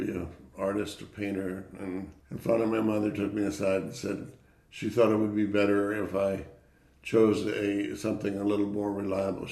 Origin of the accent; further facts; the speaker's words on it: Indianapolis, Indiana, United States; I was born in Indianapolis, Indiana, to parents who were not in the field of architecture at all